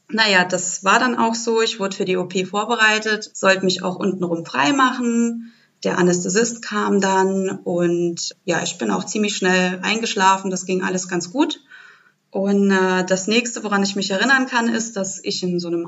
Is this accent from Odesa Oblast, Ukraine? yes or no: no; Kyiv, Ukraine; now in Germany; also meine Geschichte spielt sich gar nicht im Saarland ab, sondern in meiner Heimatstadt, in Kiew, in der Ukraine. Damals war ich acht Jahre alt